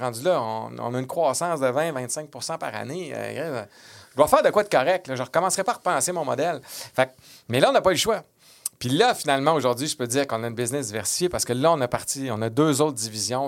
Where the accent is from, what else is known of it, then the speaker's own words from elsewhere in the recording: Quebec City, Quebec, Canada; j'étais de Québec